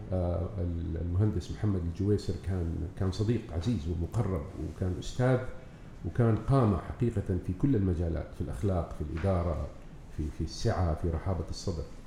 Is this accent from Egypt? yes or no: no; Jeddah, Makkah Province, Saudi Arabia; moved away as an adult; also born or lived in Yanbu; أنا تولدت في جدة من أسرة كريمة طيبة أنعم الله عليه بها، متواضعة، عادية